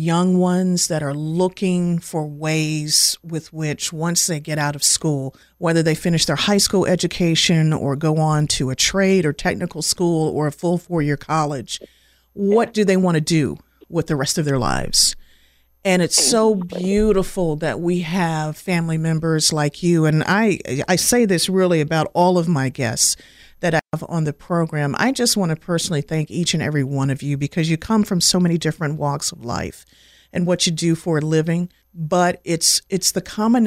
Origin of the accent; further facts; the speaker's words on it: Winston-Salem, North Carolina, United States; also born or lived in Washington, D.C.; I've been calling it home for, since the early 80s. So I'm a person that moved here from D.C. Well, at least my mom was pregnant with me at the time